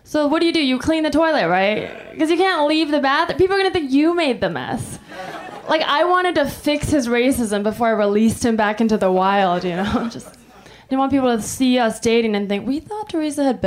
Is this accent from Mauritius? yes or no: no; Taiwan; I'm from Taiwan